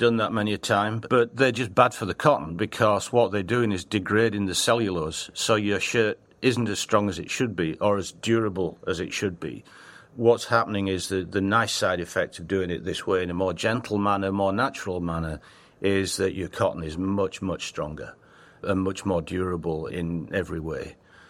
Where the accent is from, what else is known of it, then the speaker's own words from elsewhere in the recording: England, United Kingdom; accent: Northern English; also born or lived in Australia / Italy / China / Hong Kong; now in United States; I lived in Australia for 10 years, but I'm English, Northern England, with a terrible accent. People tell me you haven't got rid of it.